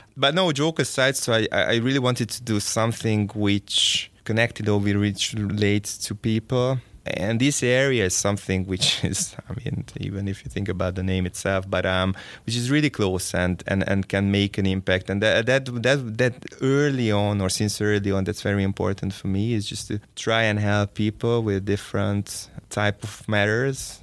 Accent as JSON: {"language": "English", "town": "Szeged", "region": "Csongrád-Csanád", "country": "Hungary", "tie": "born or raised there", "said": "I was born and raised in Szeged"}